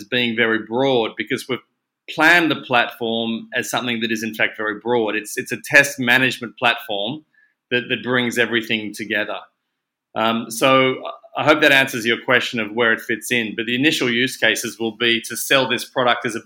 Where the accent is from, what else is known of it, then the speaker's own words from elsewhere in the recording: Australia; accent: Aussie; moved away as an adult; also born or lived in Sydney / Hong Kong; You can probably hear from my accent that I am in fact an Aussie